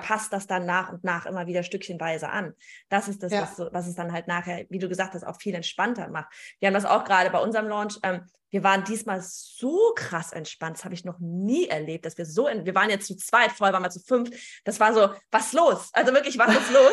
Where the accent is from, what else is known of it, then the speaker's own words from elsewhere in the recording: Gelsenkirchen, North Rhine-Westphalia, Germany; accent: Gelsenkirchnerisch; wir sind beide aus Gelsenkirchen.